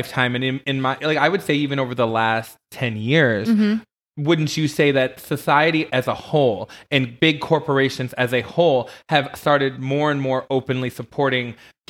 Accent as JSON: {"language": "English", "region": "Michigan", "country": "United States", "tie": "born or raised there", "moved": "yes", "lives_now": "Las Vegas, United States", "said": "Well, because I grew up in Michigan."}